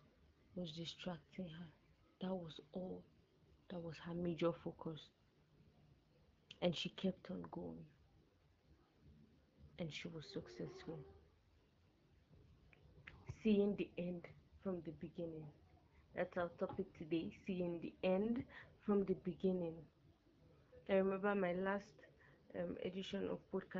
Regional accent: Nigeria; When I was in GSS3, as a Nigerian, we have what we call the junior secondary school

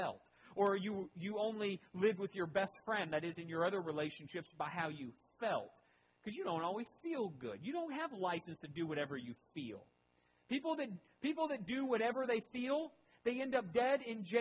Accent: United States; I am American first and foremost

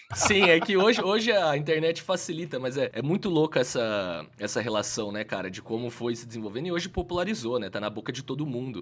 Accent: interior of São Paulo state, Brazil; Eu sou do interior do estado de São Paulo, uma cidade que tem 20 mil habitantes

